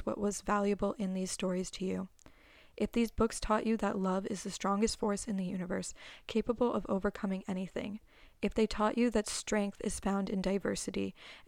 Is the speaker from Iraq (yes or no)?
no; Canada; as a Canadian